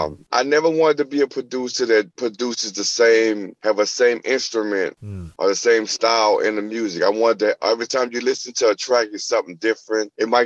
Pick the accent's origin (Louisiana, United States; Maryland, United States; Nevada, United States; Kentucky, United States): Louisiana, United States; New Orleans; I'm from New Orleans, and it, you know, we got jazz, we got bounce music